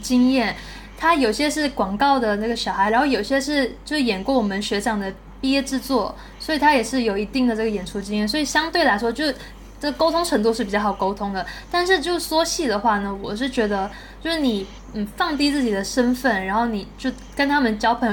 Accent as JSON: {"language": "Chinese", "region": "southern Malaysia", "country": "Malaysia", "also_born_or_lived": "Taiwan", "moved": "as an adult", "said": "我来自马来西亚，然后是，是从那个艺手毕业的，艺手影视系"}